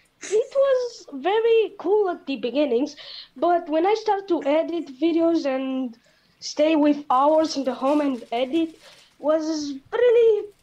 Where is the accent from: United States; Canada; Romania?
Romania; English is a second language; I'm from Romanian.